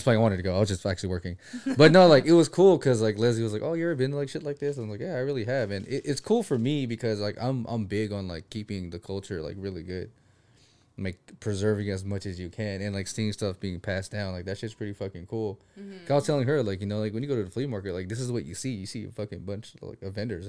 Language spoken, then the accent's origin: English; Philippines; Yeah, I'm Filipino.